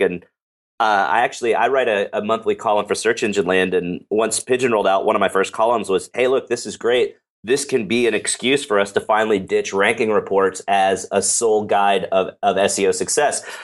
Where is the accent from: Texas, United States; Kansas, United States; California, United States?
Texas, United States; Dallas; I am from Dallas, Texas